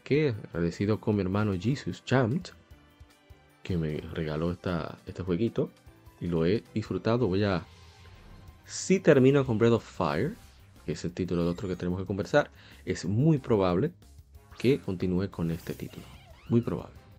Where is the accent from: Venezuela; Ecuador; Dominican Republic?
Dominican Republic; aquí en mi país, en República Dominicana